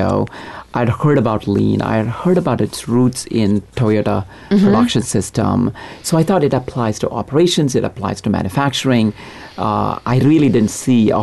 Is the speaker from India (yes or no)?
yes; India; now in United States; I grew up in India, in a small town.